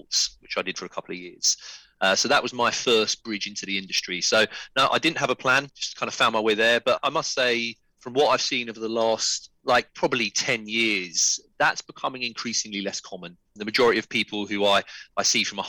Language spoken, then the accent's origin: English; London, United Kingdom; a born and bred Londoner